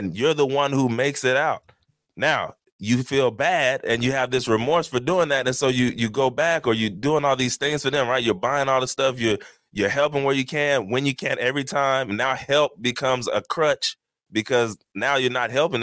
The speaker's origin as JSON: {"language": "English", "region": "Texas", "country": "United States", "moved": "yes", "lives_now": "New Jersey, United States", "said": "I'm from Texas"}